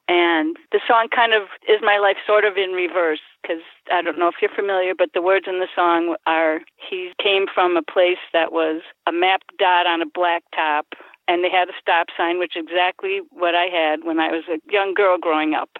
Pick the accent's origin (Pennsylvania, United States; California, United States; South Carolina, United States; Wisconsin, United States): Wisconsin, United States; Milwaukee; also born or lived in Union Grove, Wisconsin; I was born in Milwaukee, came to Union Grove, and when we got married, I came to the city here with my husband.